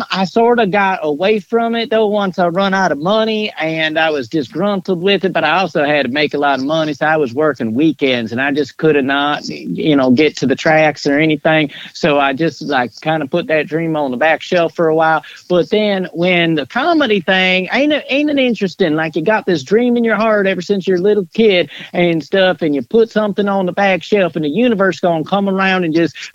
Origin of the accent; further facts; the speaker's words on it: Harlan County, Kentucky, United States; now in Grand Junction, United States; You know, I, I'm living in Grand Junction, Michigan, but I'm from Harlan County, Kentucky.